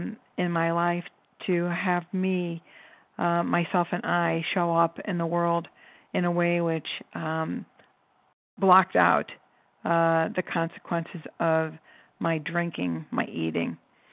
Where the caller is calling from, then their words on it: Cleveland, Ohio, United States; I'm calling from Cleveland